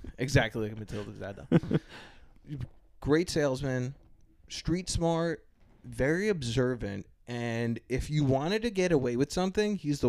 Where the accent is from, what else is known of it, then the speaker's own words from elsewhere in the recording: East Coast, United States; moved away; But I am from the East Coast.